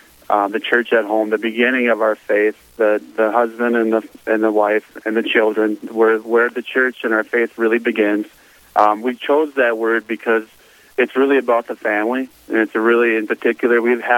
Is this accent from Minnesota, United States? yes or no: yes; Elk River, Minnesota, United States; I'm from Elk River, the St. Cloud Diocese.